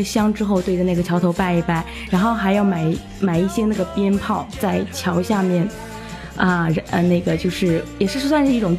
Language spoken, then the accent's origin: Chinese; Quanjiao, Anhui, China; moved away as an adult; now in Xiamen, China; 我是那个安徽滁州的，